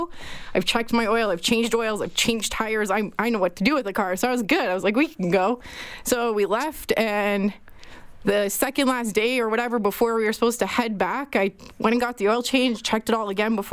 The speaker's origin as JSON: {"language": "English", "town": "Newmarket", "region": "Ontario", "country": "Canada", "tie": "born or raised there", "also_born_or_lived": "Montreal, Quebec", "moved": "as an adult", "lives_now": "Edmonton, Canada", "said": "I grew up in Newmarket"}